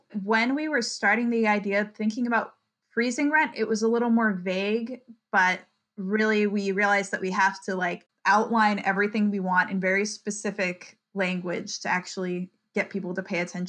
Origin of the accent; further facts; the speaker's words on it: Virginia, United States; now in Ithaca, United States; I'm an artist from Virginia. I'm currently working in Ithaca as a graphic designer.